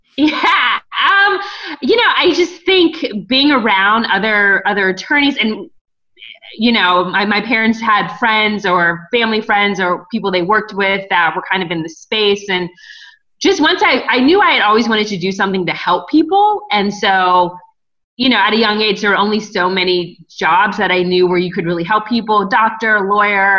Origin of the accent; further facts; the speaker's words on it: Cincinnati, Ohio, United States; moved away as an adult; also born or lived in New York City / Washington, District of Columbia, United States; now in Los Angeles, United States; I grew up in Cincinnati, Ohio